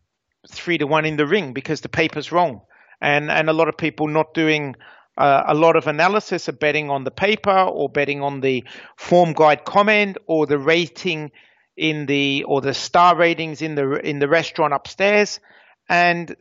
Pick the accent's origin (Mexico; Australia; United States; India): Australia; I grew up in Australia